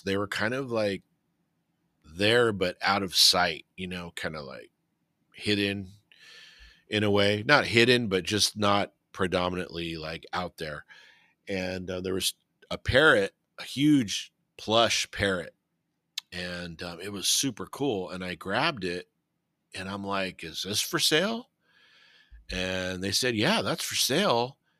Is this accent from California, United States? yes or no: yes; Whittier, California, United States; my hometown